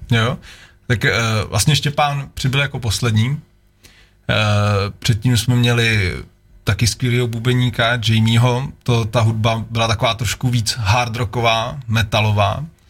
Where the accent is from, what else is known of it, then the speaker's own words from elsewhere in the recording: Czechia; moved away as an adult; also born or lived in Prague; já jsem byl Krkonoše, pak asi deset let Praha